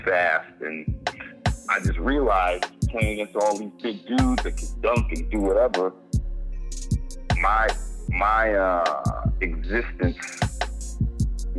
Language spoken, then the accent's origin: English; New York City, New York, United States; also born or lived in Hempstead, Long Island; In New York, Manhattan, Washington Heights, and Hempstead, Long Island.